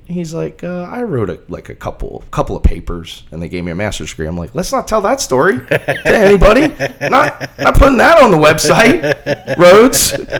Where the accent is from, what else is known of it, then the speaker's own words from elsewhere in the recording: Boston, Massachusetts, United States; our athletic director, Ed McLaughlin, who despite being also a Bostonian, is an okay guy.